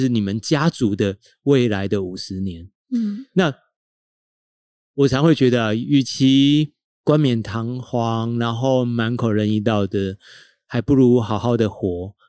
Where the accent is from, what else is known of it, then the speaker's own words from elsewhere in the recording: Tainan, Taiwan; moved away; 台南是我们的家乡